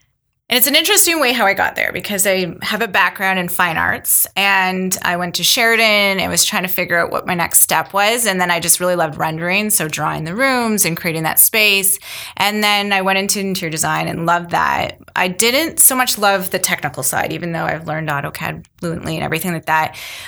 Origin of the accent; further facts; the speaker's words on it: Mississauga, Ontario, Canada; now in Milton, Canada; I came from Mississauga, and so did my husband. We met in high school. We've been together since teens. And so we came from Mississauga, and it's bigger and more spread out.